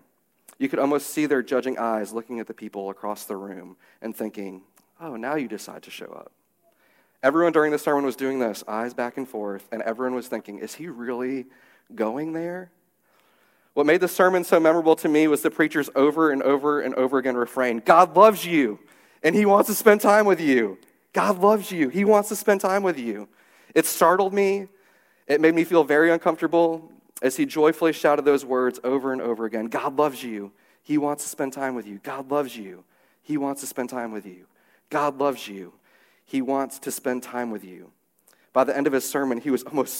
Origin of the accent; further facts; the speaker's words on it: St. Louis, Missouri, United States; the church that I grew up at in St. Louis